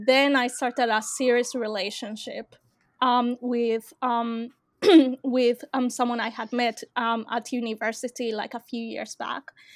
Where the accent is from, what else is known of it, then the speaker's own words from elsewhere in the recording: Australia; I am from Australia